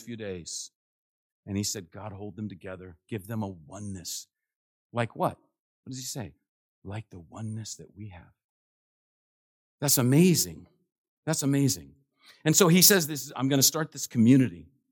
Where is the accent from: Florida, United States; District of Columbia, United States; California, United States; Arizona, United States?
District of Columbia, United States; Washington; I'm from Washington, D C, and it's, goes strong in my blood